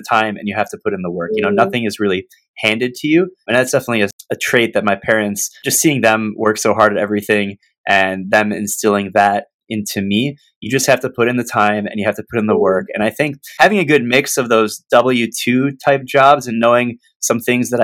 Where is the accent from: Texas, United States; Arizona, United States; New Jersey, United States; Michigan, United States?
Michigan, United States; born and raised in Michigan